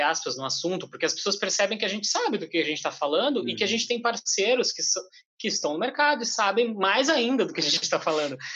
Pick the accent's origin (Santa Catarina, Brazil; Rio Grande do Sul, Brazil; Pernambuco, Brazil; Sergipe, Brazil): Rio Grande do Sul, Brazil; Porto Alegre; now in São Paulo, Brazil; estamos trabalhando em São Paulo, a gente veio de Porto Alegre, a gente está nessa ponte aérea direto